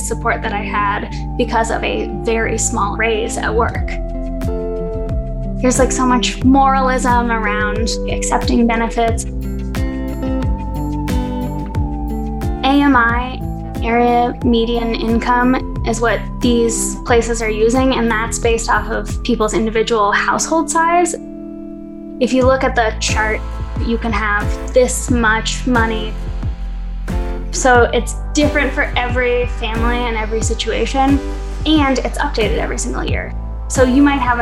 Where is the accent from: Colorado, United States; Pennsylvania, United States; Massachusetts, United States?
Colorado, United States; Denver; from Denver originally, born and raised here. Went to East High School on Colfax, grew up in that neighborhood